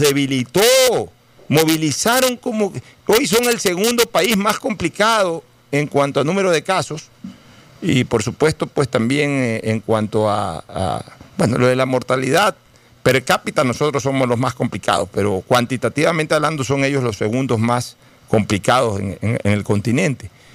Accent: Ecuador; yo sí sentí un vejamen como ecuatoriano

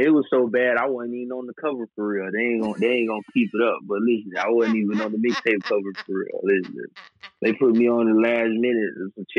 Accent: Tampa, Florida, United States; Growing up in Tampa was, I mean, it's a lot of people get a lot of different things, man. For me personally, it was a lot more quiet than a lot of people would say.

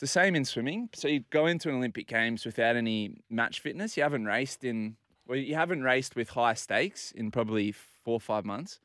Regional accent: Port Macquarie, New South Wales, Australia; also born or lived in Inner West, Sydney; now in Bondi, Australia; I grew up in Port Macquarie

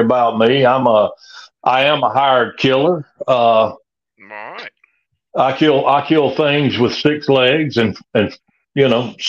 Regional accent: Loganville, Georgia, United States; I'm from Loganville, Georgia, Walton County.

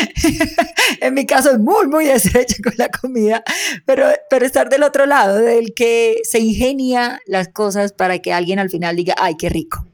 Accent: Soledad, Atlántico, Colombia; de mi tierra, de Soledad Atlántico

